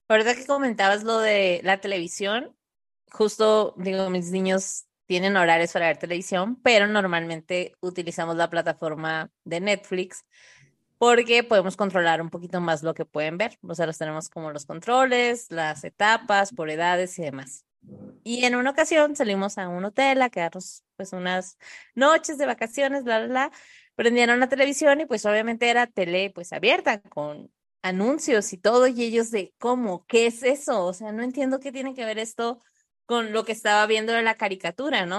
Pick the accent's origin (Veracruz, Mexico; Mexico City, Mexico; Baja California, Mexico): Baja California, Mexico; Tijuana; yo nací en Tijuana o crecí allá